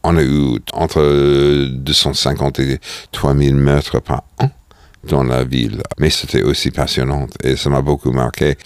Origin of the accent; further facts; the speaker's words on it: New York, United States; French is a second language; moved away; J'ai grandi à New York dans un appart de 65 mètres carrés.